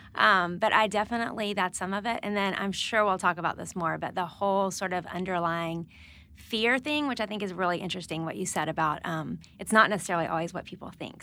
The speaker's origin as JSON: {"language": "English", "region": "Alabama", "country": "United States", "also_born_or_lived": "North Carolina", "moved": "as an adult", "lives_now": "Nashville, United States", "said": "I'm from Alabama."}